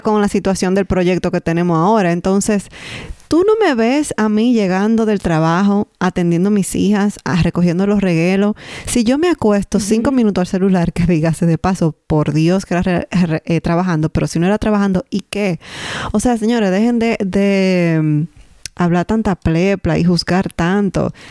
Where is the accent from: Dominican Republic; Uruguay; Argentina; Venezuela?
Dominican Republic; now in Canada; nosotros como dominicanos